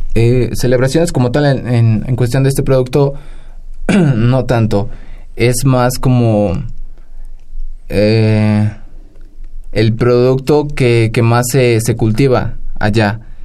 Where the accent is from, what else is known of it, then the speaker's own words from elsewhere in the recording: Cardonal, Hidalgo, Mexico; el ñañú es lo que se habla en mi pueblo natal, en barrio de Tizqui, el municipio cardonal del estado de, Hidalgo.